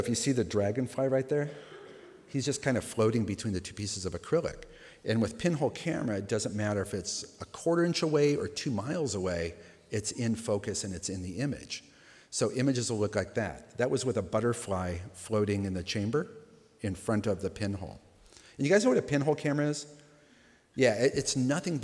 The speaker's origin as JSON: {"language": "English", "town": "Los Angeles", "region": "California", "country": "United States", "tie": "born or raised there", "said": "I grew up in Los Angeles in the punk rock"}